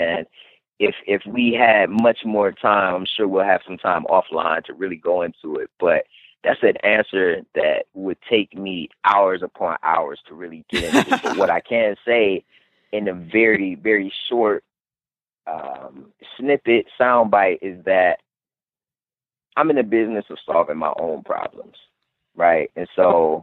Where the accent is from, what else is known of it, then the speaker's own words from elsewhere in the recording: Cleveland, Ohio, United States; my hometown of Cleveland, Ohio